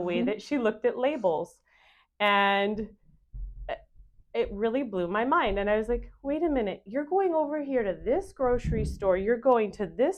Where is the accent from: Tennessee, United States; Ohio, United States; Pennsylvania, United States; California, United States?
California, United States; Northern; we're both actually from Northern California, different parts, but from Northern California